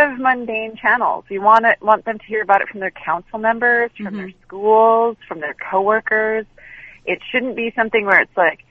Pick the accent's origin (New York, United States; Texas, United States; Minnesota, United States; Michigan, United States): New York, United States; New York City; now in Los Angeles, United States; I'm originally from Brooklyn, and I moved to Los Angeles